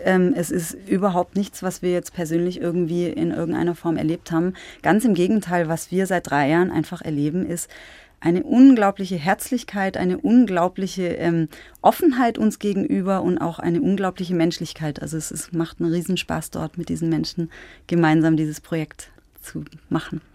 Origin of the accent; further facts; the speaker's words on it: Schwäbisch Hall, Baden-Württemberg, Germany; moved away as an adult; also born or lived in Albstadt-Ebingen, Baden-Württemberg / Tübingen; now in Leisnig, Germany; Ich bin aufgewachsen in Schwäbisch Hall, mhm. auch in Baden-Württemberg